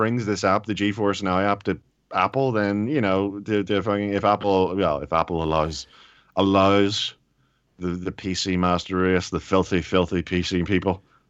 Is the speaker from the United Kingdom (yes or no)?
no; Ireland; But I'm Irish, so it's okay.